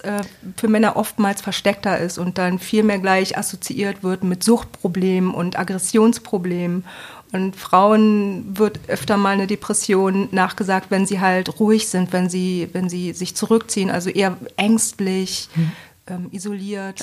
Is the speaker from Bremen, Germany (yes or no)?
yes; Bremen, Germany; now in Bremerhaven, Germany; Ich komme aus Bremen, also nicht ursprünglich, aber ich wohne hier schon eigentlich mein Leben lang